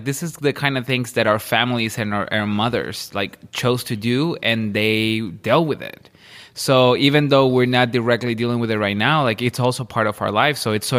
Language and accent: English; Ciudad Juárez, Chihuahua, Mexico; I'm from Chihuahua.